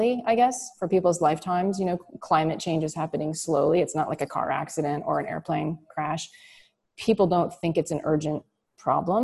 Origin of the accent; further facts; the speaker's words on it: Florida, United States; moved away as an adult; now in California, United States; I did grow up in Florida.